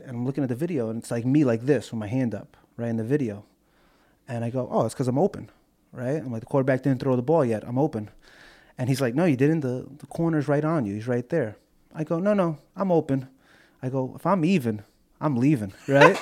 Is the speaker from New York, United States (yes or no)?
yes; New York, United States; I'm from New York